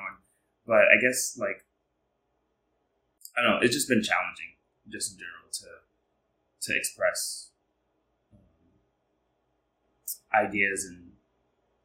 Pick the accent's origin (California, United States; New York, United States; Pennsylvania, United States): New York, United States; New York City; I am from Harlem, New York, born and raised